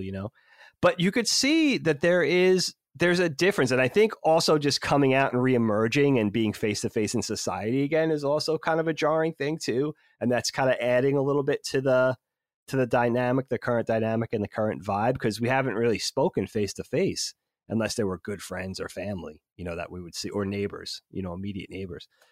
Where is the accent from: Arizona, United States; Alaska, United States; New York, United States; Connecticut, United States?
New York, United States; we grew up in New York, so we had Hot ninety-seven